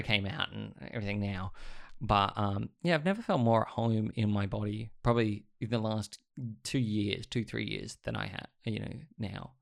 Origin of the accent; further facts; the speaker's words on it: Sydney, New South Wales, Australia; growing up in Sydney was very different every decade